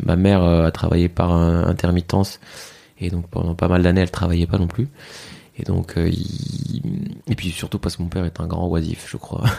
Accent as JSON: {"language": "French", "town": "Fez", "region": "Fès-Meknès", "country": "Morocco", "tie": "born or raised there", "moved": "yes", "said": "j'ai grandi au Maroc, à mhm. Fès"}